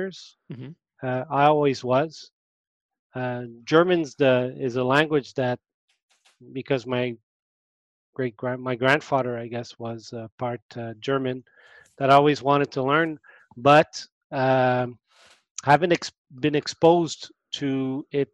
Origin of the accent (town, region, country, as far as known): Montreal, Quebec, Canada; born or raised there